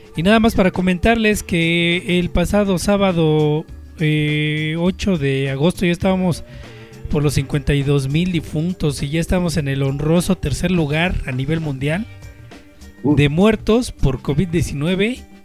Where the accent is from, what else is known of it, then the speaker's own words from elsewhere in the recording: Mexico; uno como mexicano